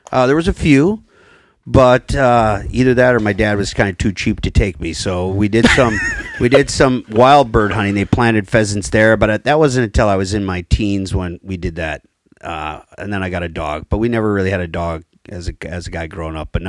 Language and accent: English; Watertown, Wisconsin, United States; But I'm from central. Well, I'll be from southern Wisconsin area. shall we say that?